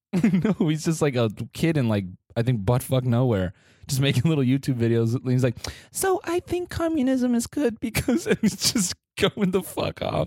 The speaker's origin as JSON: {"language": "English", "country": "United States", "said": "being American"}